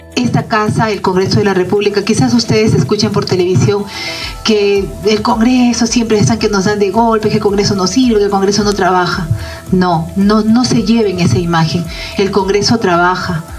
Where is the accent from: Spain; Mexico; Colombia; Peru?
Peru; como peruanos